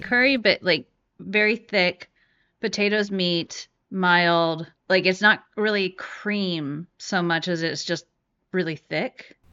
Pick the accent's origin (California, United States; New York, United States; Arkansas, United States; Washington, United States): California, United States; San Francisco; I grew up in San Francisco